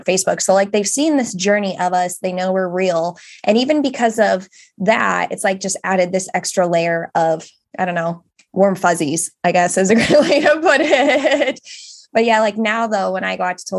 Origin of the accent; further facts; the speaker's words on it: England, United Kingdom; we are this couple from England